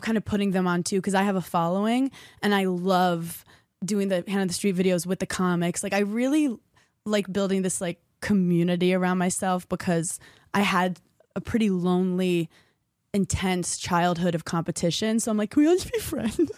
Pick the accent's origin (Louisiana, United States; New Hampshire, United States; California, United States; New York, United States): New York, United States; I'm a New Yorker